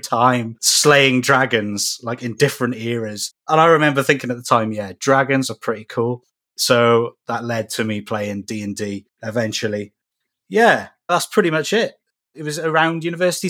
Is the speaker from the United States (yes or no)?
no; Cardiff, Wales, United Kingdom; I'm from Cardiff in Wales, UK.